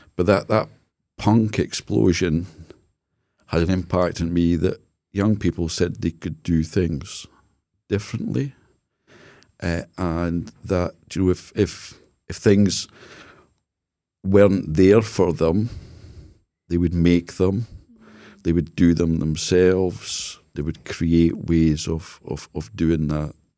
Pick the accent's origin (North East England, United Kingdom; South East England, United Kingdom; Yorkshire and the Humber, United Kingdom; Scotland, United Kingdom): Scotland, United Kingdom; Jedburgh; So I was brought up in Jedburgh